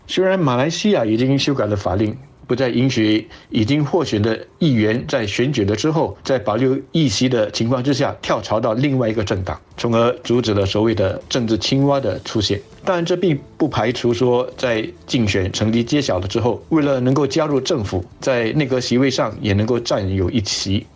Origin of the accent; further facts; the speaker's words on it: Singapore; 我们新加坡人